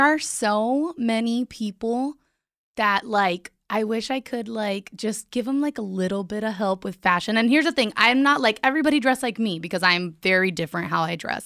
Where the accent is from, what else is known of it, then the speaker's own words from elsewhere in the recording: Miami, Florida, United States; I'm from Miami